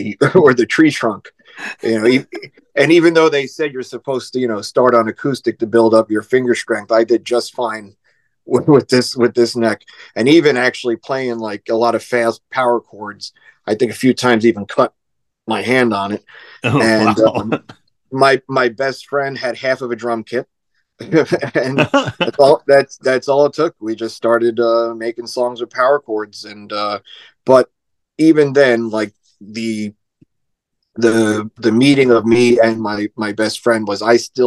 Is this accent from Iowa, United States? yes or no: no; North Brunswick, New Jersey, United States; also born or lived in Queens, New York; grew up in North Brunswick, New Jersey.